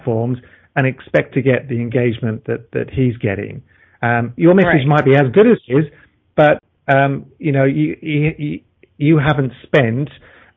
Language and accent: English; Melbourne, Victoria, Australia; my hometown of Melbourne, Australia here